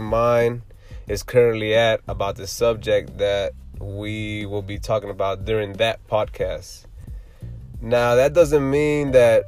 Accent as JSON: {"language": "English", "town": "Houston", "region": "Texas", "country": "United States", "tie": "born or raised there", "said": "I'm from Houston, Texas"}